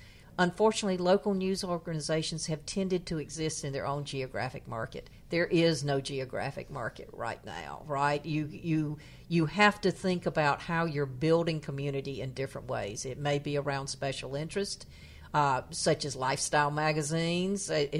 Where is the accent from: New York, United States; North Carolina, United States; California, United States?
North Carolina, United States; my hometown, which is in happens to have the distinction of being the town in the poorest county in North Carolina